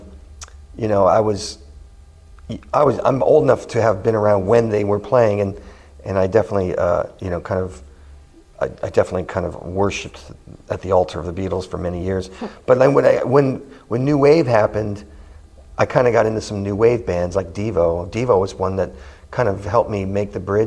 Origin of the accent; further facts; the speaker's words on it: Manhattan Beach, California, United States; this park that was in my hometown